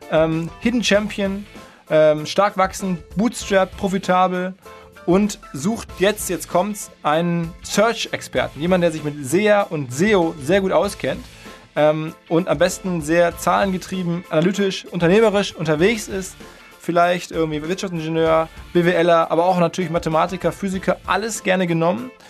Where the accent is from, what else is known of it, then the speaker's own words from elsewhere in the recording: Essen, North Rhine-Westphalia, Germany; eine Firma in Essen, meine Heimatstadt, die dort jemanden einstellen möchte.